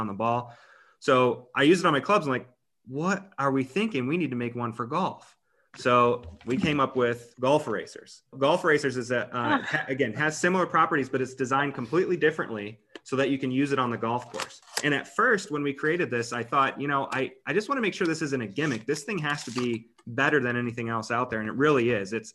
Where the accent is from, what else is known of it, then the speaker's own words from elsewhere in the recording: Ohio, United States; moved away as an adult; now in Los Angeles, United States; I grew up in Ohio.